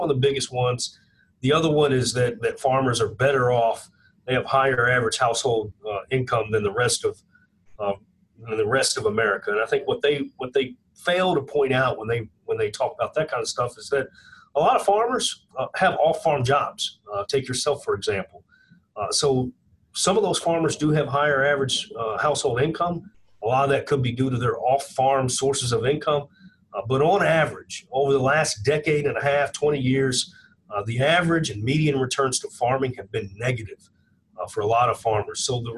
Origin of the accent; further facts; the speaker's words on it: Kentucky, United States; I'm from Kentucky.